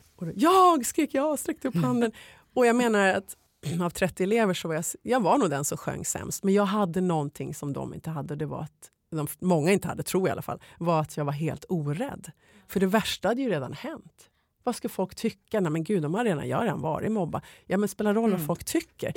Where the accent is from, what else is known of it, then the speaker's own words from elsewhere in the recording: Sweden; moved away as an adult; also born or lived in Los Angeles, United States; när jag flyttade hem till Sverige